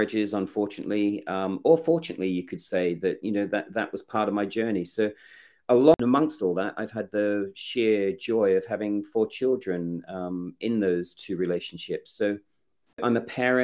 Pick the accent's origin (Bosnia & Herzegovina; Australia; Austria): Australia; also born or lived in England; I'm English born. I grew up in Australia, and I was adopted at 18 months.